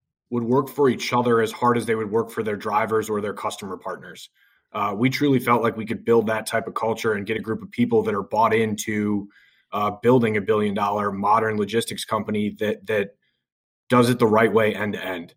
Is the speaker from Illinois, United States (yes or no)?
yes; Lake Forest, Illinois, United States; I grew up in Lake Forest, Illinois